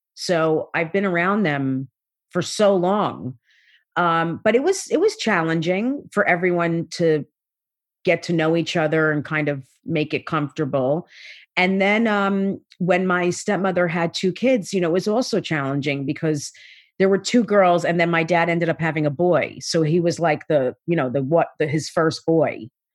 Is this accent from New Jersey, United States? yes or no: yes; South Orange, New Jersey, United States; I grew up in South Orange, New Jersey